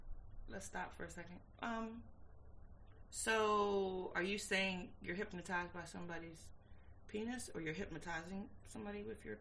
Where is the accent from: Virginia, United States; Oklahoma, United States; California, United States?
Virginia, United States; Originally. I'm from Virginia.